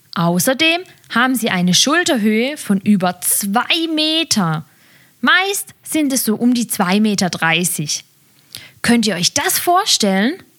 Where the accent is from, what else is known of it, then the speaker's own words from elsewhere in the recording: Germany; bei uns in Deutschland